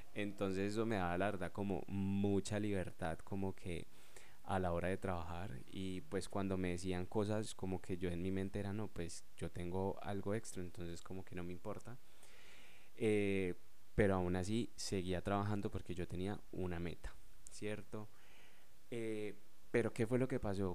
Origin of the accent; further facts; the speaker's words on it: Colombia; yo soy de Colombia